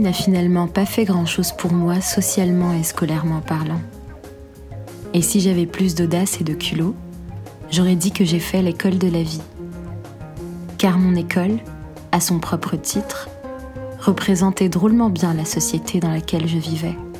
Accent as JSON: {"language": "French", "country": "Algeria", "tie": "born or raised there", "moved": "as an adult", "said": "j'écrirai pour ma douce Algérie"}